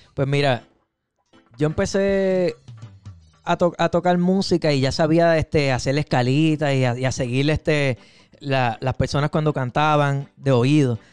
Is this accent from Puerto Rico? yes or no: yes; Aguadilla, Puerto Rico; now in Holyoke, United States; Yo soy del área de Aguadilla